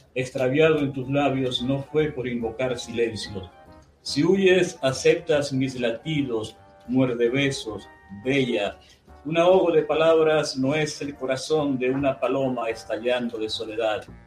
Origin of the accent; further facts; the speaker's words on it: Ciudad Ojeda, Zulia, Venezuela; el, patio de mi casa en Silojeda, yo nací en Silojeda